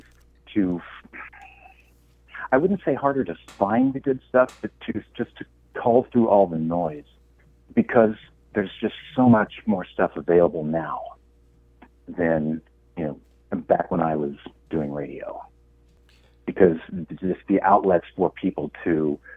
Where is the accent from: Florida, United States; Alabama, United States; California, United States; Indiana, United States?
Indiana, United States; Liberty; moved away; growing up in Indiana, there was really nothing there for me. And if you've ever been to the the town that I grew up